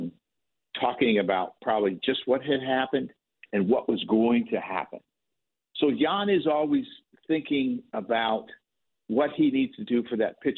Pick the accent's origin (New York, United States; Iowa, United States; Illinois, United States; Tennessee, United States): Illinois, United States; I grew up in Illinois